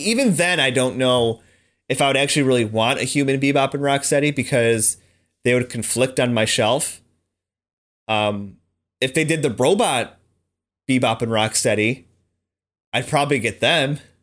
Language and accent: English; United States; I am stupid American